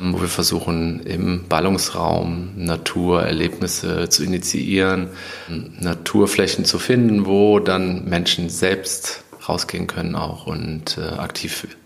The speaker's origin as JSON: {"language": "German", "town": "Mettmann", "region": "North Rhine-Westphalia", "country": "Germany", "tie": "born or raised there", "said": "Ich komme aus dem Neandertal, ah aus Mettmann."}